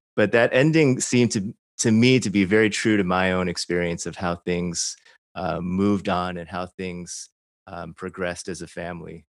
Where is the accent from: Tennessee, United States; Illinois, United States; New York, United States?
Illinois, United States; Chicago; I grew up in sh-, suburban Chicago, not Arkansas